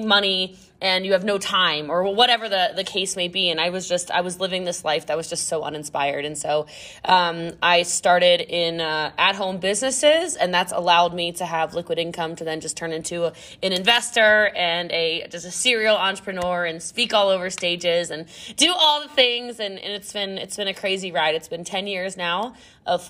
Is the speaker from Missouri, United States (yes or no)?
no; Middletown, Maryland, United States; moved away; I'm from Maryland originally. So I'm from Frederick County. I'm from Middletown